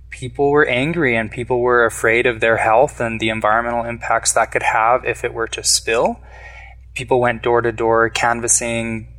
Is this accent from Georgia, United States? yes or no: no; Antonito, Colorado, United States; also born or lived in Germany / Tunisia; I was born and raised here in Antonito.